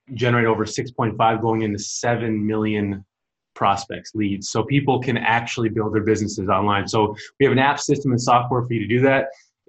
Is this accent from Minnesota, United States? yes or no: yes; Lake Elmo, Minnesota, United States; So I grew up in Lake Elmo, Stillwater, Minnesota, a small town, but it's big town.